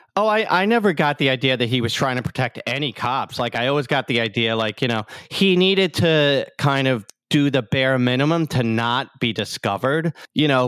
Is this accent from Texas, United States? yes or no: no; New York City, New York, United States; also born or lived in Queens, New York / Howard Beach, New York; I grew up in Staten Island